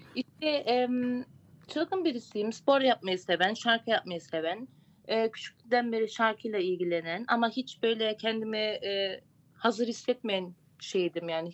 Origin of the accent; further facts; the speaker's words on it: Gölhisar, Burdur, Turkey; Burdur Gölhisarlıyım.